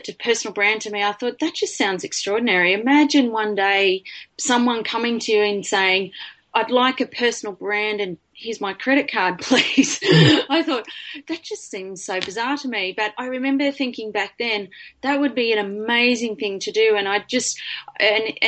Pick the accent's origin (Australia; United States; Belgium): Australia; Lismore, New South Wales; I grew up in Lismore in New South Wales